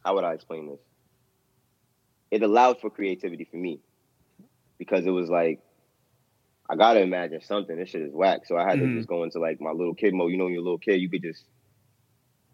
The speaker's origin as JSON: {"language": "English", "town": "New York City", "region": "New York", "country": "United States", "said": "I'm from Queens"}